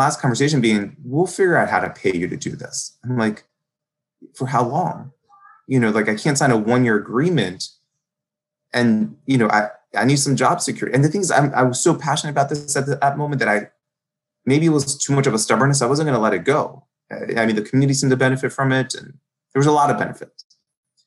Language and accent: English; Baltimore, Maryland, United States; I'm from Baltimore. I'm born and raised in a heavy immigrant section